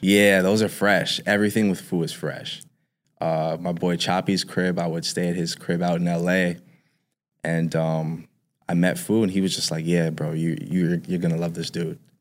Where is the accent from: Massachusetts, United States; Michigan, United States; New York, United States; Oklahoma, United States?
New York, United States; New York City; I grew up in Harlem